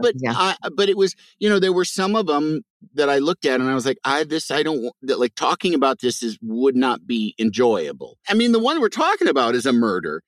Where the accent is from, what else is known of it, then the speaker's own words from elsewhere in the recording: Midwest, United States; I'm from the Midwest